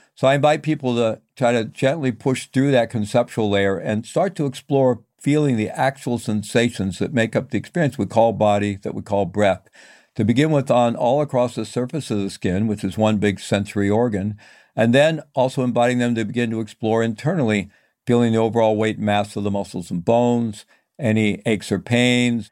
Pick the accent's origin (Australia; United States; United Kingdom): United States; Missouri; I'm from Missouri, you know, the show me state